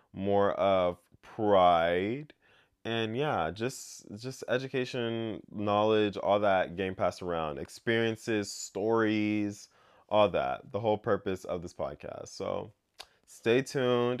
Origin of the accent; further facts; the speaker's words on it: United States; growing up in America